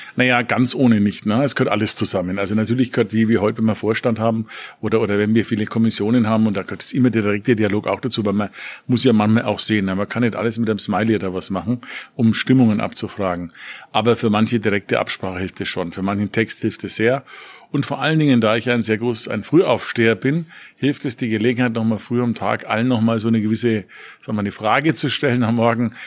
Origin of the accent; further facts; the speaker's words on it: Nuremberg, Bavaria, Germany; Ich komme aus Nürnberg, Stadt der Reichsparteitage